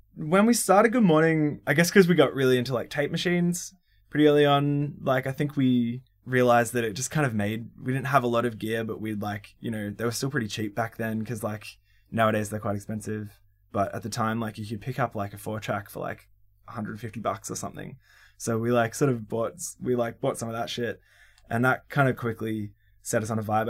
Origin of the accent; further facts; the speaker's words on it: Melbourne, Victoria, Australia; I grew up in Briar Hill, or El, like, Eltham, really, like the northeast suburbs of Melbourne